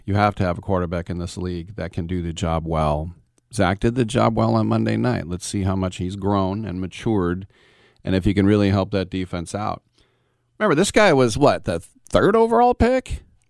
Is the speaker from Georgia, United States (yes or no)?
no; Wisconsin, United States; I grew up in Wisconsin. My first ever beer was a Miller Lite.